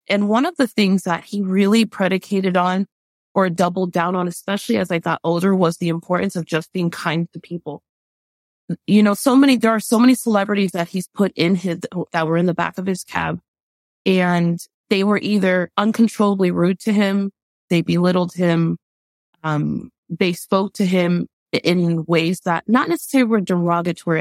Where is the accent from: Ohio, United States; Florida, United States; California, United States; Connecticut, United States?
Florida, United States; Miami; growing up in Miami